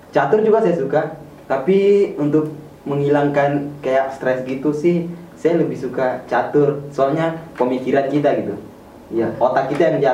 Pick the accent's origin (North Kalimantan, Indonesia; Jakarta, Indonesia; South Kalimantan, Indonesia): North Kalimantan, Indonesia; Sebatik; asal saya dari Pulau Sebatik, perbatasan Indonesia Malaysia, Kabupaten Nunukan, di Kalimantan Utara, provinsi yang termuda di Indonesia.